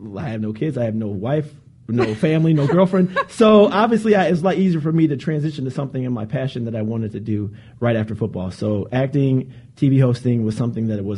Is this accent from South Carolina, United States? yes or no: no; Cleveland, Ohio, United States; also born or lived in Charlotte, North Carolina / Oakland, California; now in Los Angeles, United States; I am originally from Cleveland, Ohio